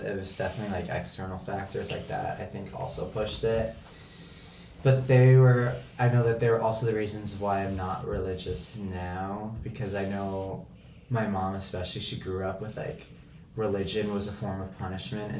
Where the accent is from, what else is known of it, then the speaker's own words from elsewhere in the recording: Bergen County, New Jersey, United States; from Bergen County, New Jersey, so I'm like right outside Manhattan on the New Jersey side.